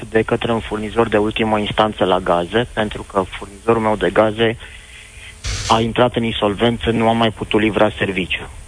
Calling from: Pitești, Argeș, Romania; vă sunt din Pitești.

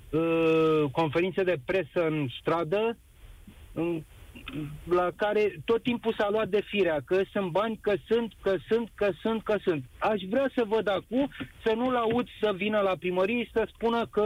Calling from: Bucharest, Romania; Din București.

